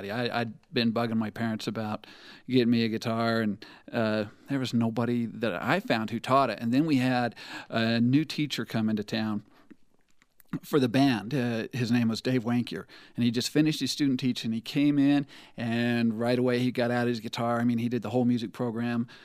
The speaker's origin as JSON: {"language": "English", "town": "Eastland", "region": "Utah", "country": "United States", "said": "I am from Eastland, Utah, which is a suburb of Monticello, Utah."}